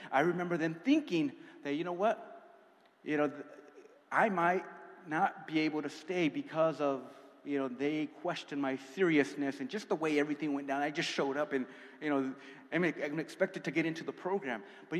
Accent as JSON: {"language": "English", "region": "California", "country": "United States", "said": "when I came out here from California, it was a one-way ticket. I have no family. All my family's in California still to this day."}